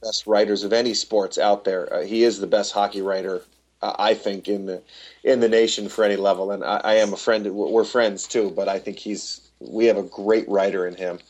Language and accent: English; Albany, New York, United States; I grew up just outside of Albany, New York